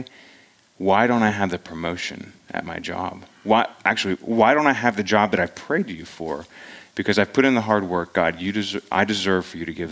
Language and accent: English; United States; We're Americans for the most part